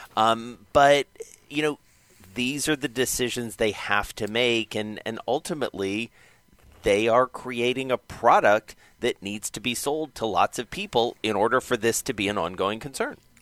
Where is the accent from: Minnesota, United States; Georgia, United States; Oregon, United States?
Georgia, United States; Atlanta; Atlanta, as anybody who ever listens to this show knows, is my hometown